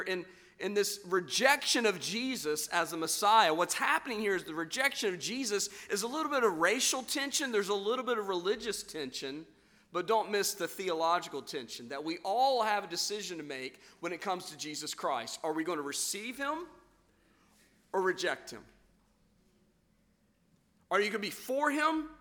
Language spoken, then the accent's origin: English; West Virginia, United States; I'm from West Virginia